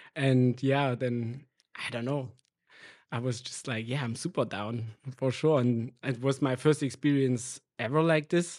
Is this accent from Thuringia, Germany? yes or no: yes; near Erfurt, Thuringia, Germany; English is a second language; moved away as an adult; now in Berlin, Germany; I grew up in a really small village in the middle east of Germany